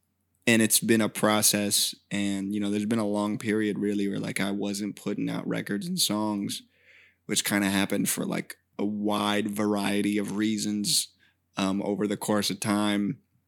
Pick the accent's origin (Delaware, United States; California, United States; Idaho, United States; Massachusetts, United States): California, United States; Fair Oaks; Born and raised. This is I'm in Sac County. I'm Sacramento. Like, this is my place.